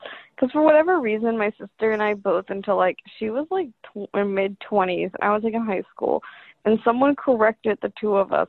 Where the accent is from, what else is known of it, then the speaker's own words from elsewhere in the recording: Appalachia, United States; I'm Appalachian